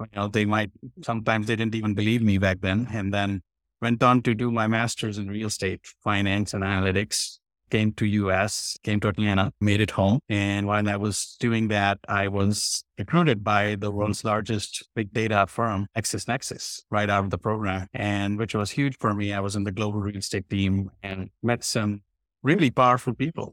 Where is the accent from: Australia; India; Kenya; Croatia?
India; moved away; I was from India. I was born there